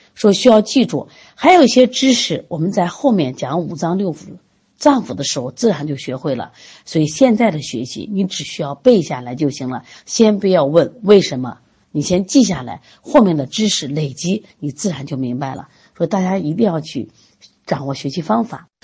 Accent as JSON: {"language": "Chinese", "country": "China", "said": "我们作为中国人"}